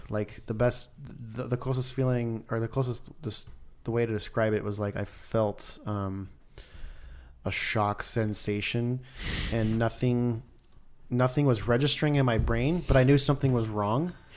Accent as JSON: {"language": "English", "region": "Idaho", "country": "United States", "tie": "born or raised there", "moved": "yes", "said": "I grew up in Idaho"}